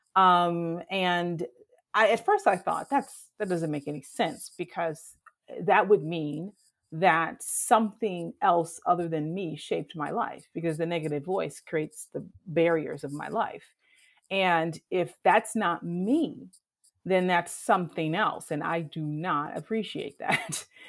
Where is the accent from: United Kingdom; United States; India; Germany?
United States; Detroit, Michigan; moved away as an adult; now in Chicago, United States; I'm from Detroit, and I grew up in Detroit in the '70s and '80s